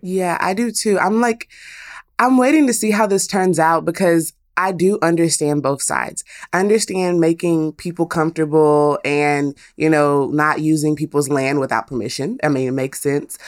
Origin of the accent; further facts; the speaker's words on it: Texas, United States; as a Texan